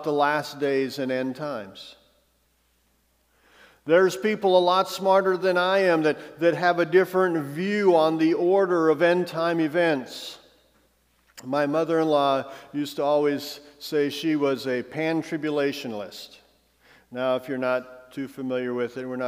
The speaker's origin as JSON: {"language": "English", "country": "United States", "said": "I love being an American, I'm honored to be an American"}